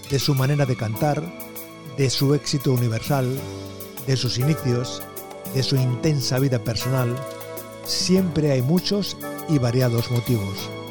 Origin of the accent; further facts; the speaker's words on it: Barcelona, Catalonia, Spain; soy de Barcelona.